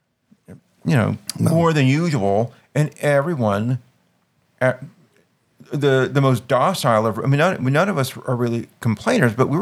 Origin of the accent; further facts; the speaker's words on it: New Orleans, Louisiana, United States; moved away as an adult; now in Washington, D.C., United States; I'm from New Orleans, where even the best neighborhood restaurants produce outstanding food, and I moved up here